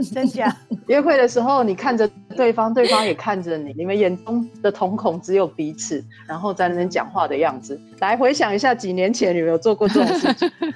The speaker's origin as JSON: {"language": "Chinese", "region": "Yunlin County", "country": "Taiwan", "said": "二十年前我们云林人都在封果根咖啡"}